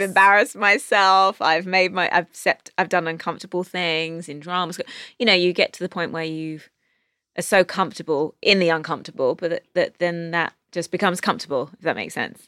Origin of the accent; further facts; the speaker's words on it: London, United Kingdom; moved away as an adult; now in Los Angeles, United States; growing up in England